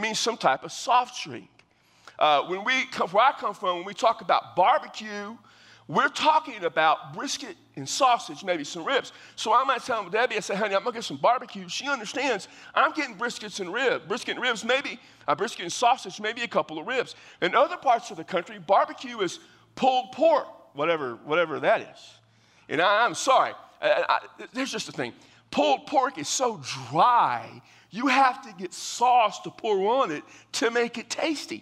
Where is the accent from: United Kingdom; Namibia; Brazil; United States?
United States; San Antonio, Texas; I come from Texas, down in South Central Texas, San Antonio, and so there's just some things common to the way we talk